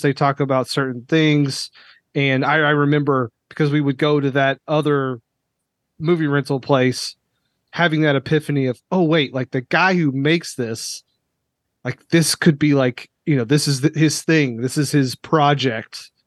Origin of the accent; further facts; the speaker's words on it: Lexington, Kentucky, United States; I grew up in Lexington, which is, you know, heart of horse country